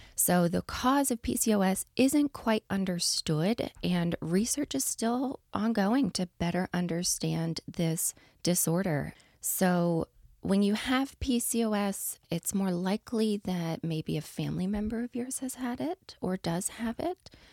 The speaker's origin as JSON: {"language": "English", "region": "East Coast", "country": "United States", "moved": "yes", "said": "I'm from the East Coast"}